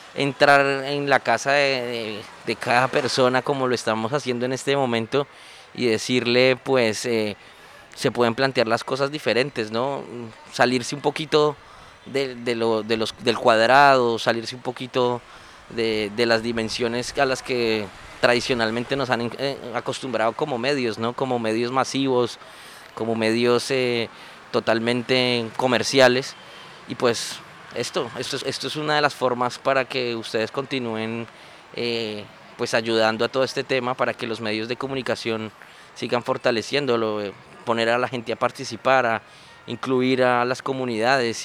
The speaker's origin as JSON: {"language": "Spanish", "country": "Colombia"}